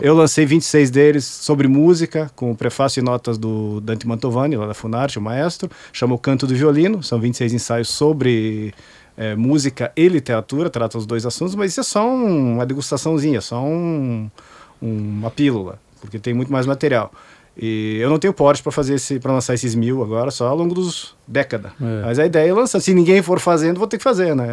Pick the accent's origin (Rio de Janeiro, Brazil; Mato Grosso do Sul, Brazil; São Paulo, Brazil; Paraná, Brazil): Paraná, Brazil; Curitiba; now in Balneário Camboriú, Brazil; Eu sou de Curitiba, nascido em Curitiba